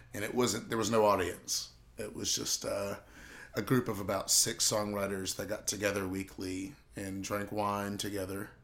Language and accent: English; Charleston, South Carolina, United States; moved away as an adult; also born or lived in California; I grew up in Charleston, South Carolina.